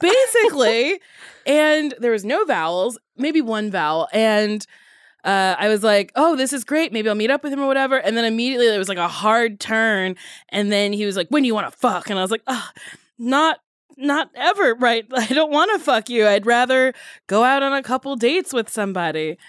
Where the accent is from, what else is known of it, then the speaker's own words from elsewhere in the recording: New Jersey, United States; I grew up in Jersey around a ton of Jewish people